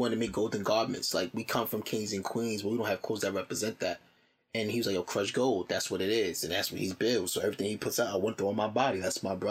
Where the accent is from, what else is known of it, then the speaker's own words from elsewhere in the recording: Jersey City, New Jersey, United States; moved away as an adult; also born or lived in Alabama; I'm from Jersey City, born and raised